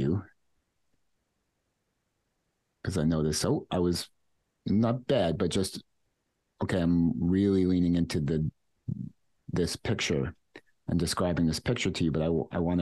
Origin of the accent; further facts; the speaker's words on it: New York City, New York, United States; And I lived in Queens when that happened, and where I grew up my whole life. I'm from Queens.